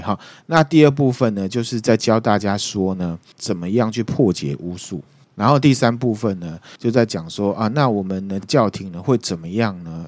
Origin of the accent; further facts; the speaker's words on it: Taiwan; 就像我们台湾人会去问卜一样嘛